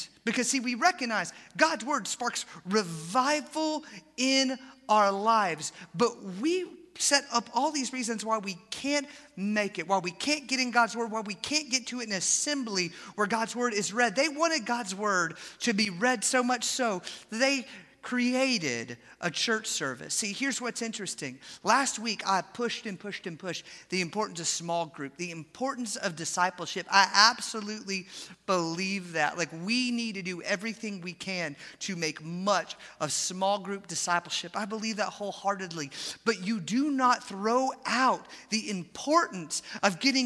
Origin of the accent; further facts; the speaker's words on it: Atlanta, Georgia, United States; moved away; I grew up in Atlanta